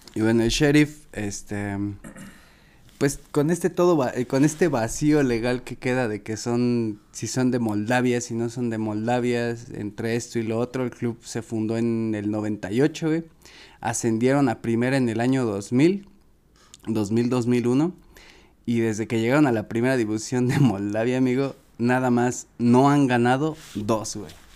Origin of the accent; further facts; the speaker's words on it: Mexico; los mexicanos parecemos turcos